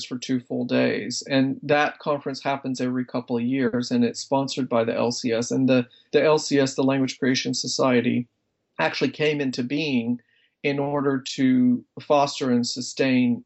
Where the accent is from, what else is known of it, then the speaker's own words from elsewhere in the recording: South Carolina, United States; my home state of South Carolina